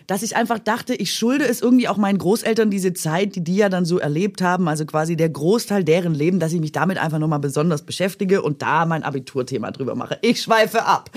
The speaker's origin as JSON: {"language": "German", "area": "Swabia", "region": "Baden-Württemberg", "country": "Germany", "accent": "Swabian", "moved": "yes", "said": "dass ich da immer noch Schwäbisch spreche"}